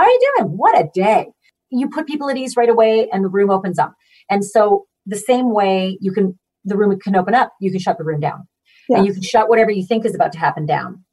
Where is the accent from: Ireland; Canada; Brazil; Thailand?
Canada; Manitoba; now in Connecticut, United States; I grew up in Manitoba